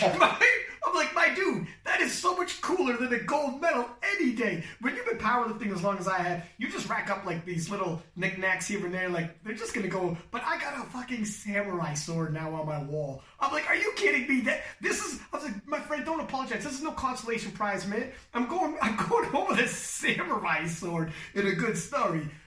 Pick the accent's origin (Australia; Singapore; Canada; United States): Canada; I'm Canadian for God's sake. I'm not even American